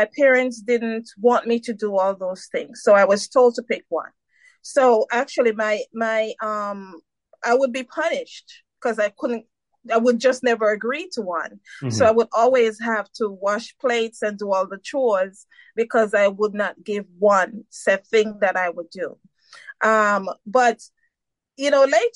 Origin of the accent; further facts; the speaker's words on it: Saint Mary, Jamaica; now in United States; I was born in Jamaica, St. Mary, Jamaica, and I migrated to the U.S. in 1990